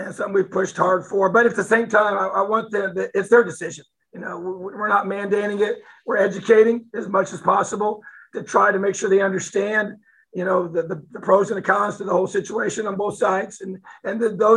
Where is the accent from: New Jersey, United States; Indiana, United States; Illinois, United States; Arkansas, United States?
Indiana, United States; New Castle; I'm from Newcastle